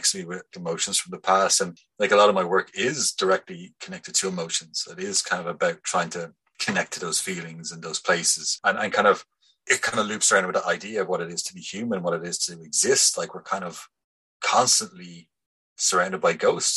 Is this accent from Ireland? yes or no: yes; Bray, Leinster, Ireland; now in Dublin, Ireland; I'm from Bray